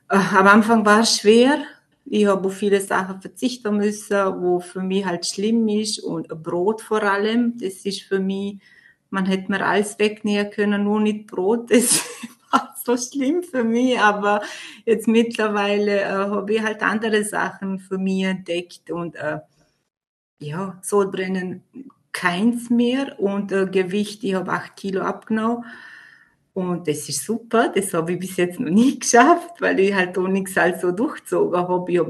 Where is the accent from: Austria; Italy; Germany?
Austria; Vorarlberg; ich bin 38 Jahre alt und komme aus Vorarlberg.